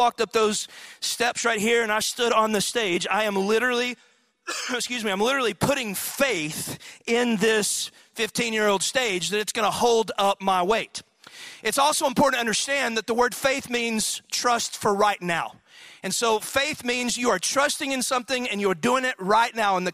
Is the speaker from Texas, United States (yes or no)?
yes; Athens, Texas, United States; in high school, I was from Athens, Texas, which is a little backwoods town in East Texas